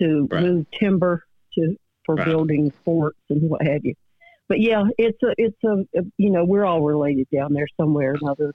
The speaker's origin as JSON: {"language": "English", "town": "Statesboro", "region": "Georgia", "country": "United States", "moved": "yes", "lives_now": "LaGrange, United States", "said": "I'm actually from Statesboro, though."}